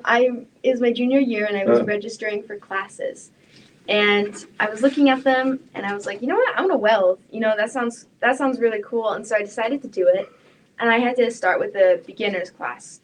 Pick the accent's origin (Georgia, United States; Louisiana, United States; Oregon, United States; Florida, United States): Oregon, United States; I grew up in Oregon